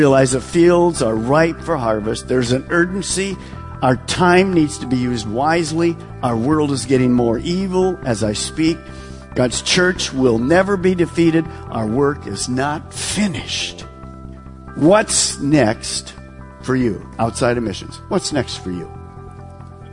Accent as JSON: {"language": "English", "town": "Detroit", "region": "Michigan", "country": "United States", "said": "I'm from Detroit, so we're in suburb of Detroit"}